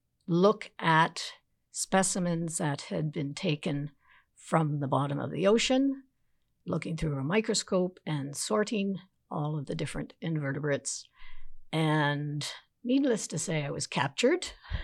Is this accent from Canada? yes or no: yes; the Maritimes, Canada; I guess I could say growing up on the East Coast, I was also fortunate enough to have a mother who was a teacher. So she had the summers off, and we spent our summers at a cottage on the Northumberland Strait.